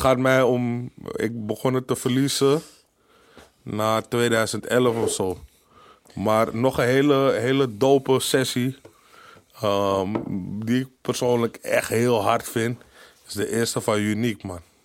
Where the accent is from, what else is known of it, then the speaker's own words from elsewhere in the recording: Amsterdam, North Holland, Netherlands; ik als echte Amsterdammer